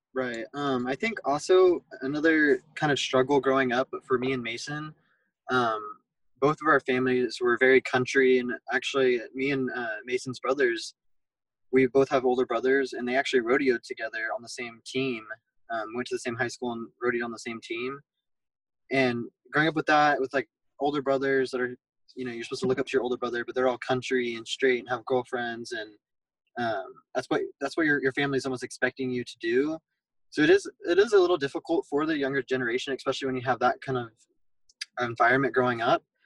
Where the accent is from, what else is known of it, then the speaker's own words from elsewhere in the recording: Fort Worth, Texas, United States; we are from Fort Worth